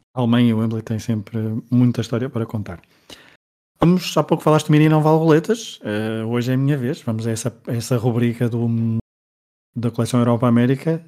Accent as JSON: {"language": "Portuguese", "country": "Portugal", "said": "Como somos portugueses"}